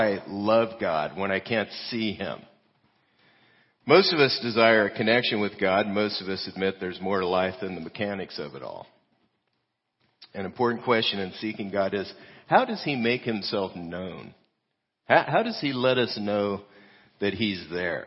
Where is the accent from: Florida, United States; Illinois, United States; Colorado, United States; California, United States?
California, United States; moved away; I'm Californian